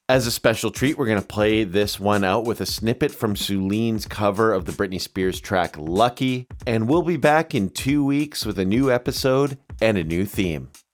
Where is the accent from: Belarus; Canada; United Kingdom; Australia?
Canada; moved away